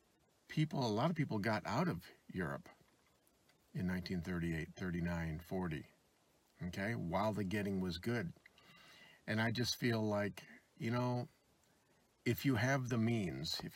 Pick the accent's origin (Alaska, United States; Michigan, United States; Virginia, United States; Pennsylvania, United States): Michigan, United States; the state of Michigan here. My home state, I've lived there my whole life, 63 years